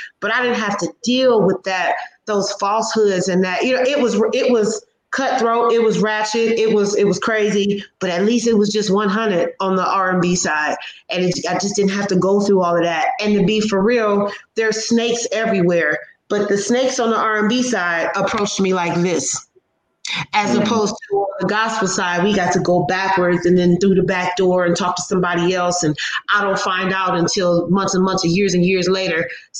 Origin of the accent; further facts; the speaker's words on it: Midwest, United States; I grew up in the Midwest. My mother grew up in Detroit.